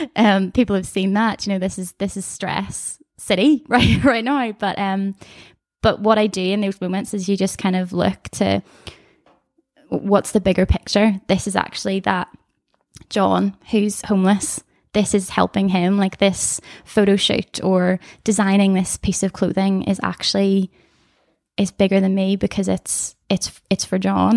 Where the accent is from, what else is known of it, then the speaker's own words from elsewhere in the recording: Comber, Northern Ireland, United Kingdom; I'm from Canberra, the place that makes potatoes